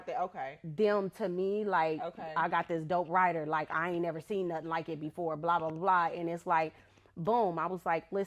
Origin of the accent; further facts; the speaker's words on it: California, United States; moved away; I come from California